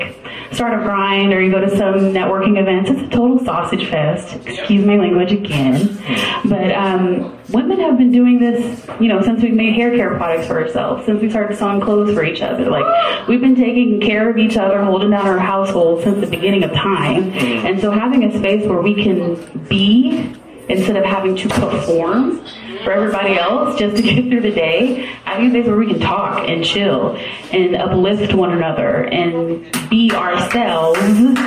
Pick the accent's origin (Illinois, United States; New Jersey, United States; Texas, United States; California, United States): Texas, United States; San Antonio; also born or lived in Austin, Texas; I moved from Austin back to San Antonio